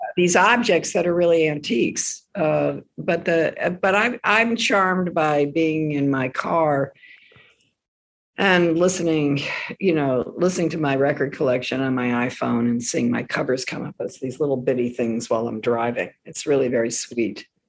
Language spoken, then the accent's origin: English; Washington, District of Columbia, United States; also born or lived in Silver Spring, Maryland; Where we grew up in Washington, D.C., everybody was a government worker